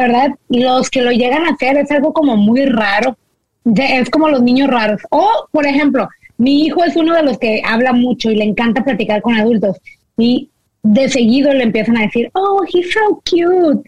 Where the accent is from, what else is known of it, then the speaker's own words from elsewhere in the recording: Mexico; now in United States; nosotros que venimos de México